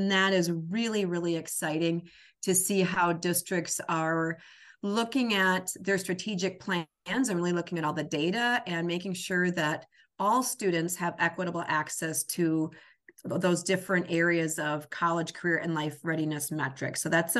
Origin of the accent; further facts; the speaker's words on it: Osseo, Wisconsin, United States; I was born and raised in Osseo, just down the road from Altoona.